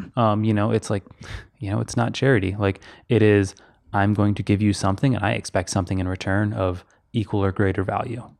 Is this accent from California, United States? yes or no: no; Houston, Texas, United States; moved away as an adult; also born or lived in Kentucky / Tennessee; where I live, or grew up in Texas